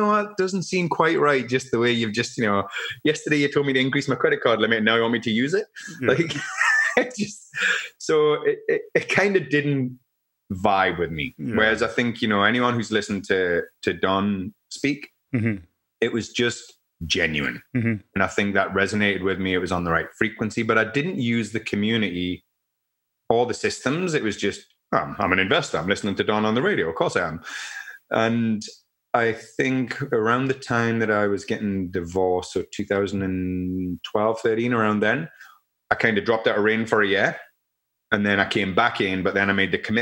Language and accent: English; Newcastle upon Tyne, North East England, United Kingdom; moved away as an adult; now in Canada; some friends that are actually from my hometown in the UK